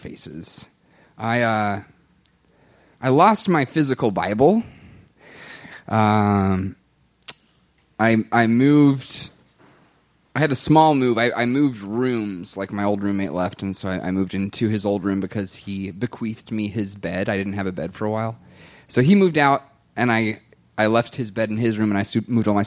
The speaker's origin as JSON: {"language": "English", "region": "Kentucky", "country": "United States", "tie": "born or raised there", "also_born_or_lived": "Kansas", "moved": "yes", "lives_now": "Minneapolis, United States", "said": "I'm here in Minneapolis, because I was born and raised in Kentucky. I moved to Kansas"}